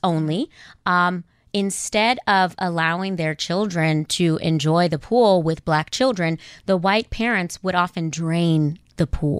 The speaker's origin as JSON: {"language": "English", "town": "Inglewood", "region": "California", "country": "United States", "tie": "born or raised there", "also_born_or_lived": "South Africa", "moved": "as an adult", "said": "I grew up in Inglewood in South Central California"}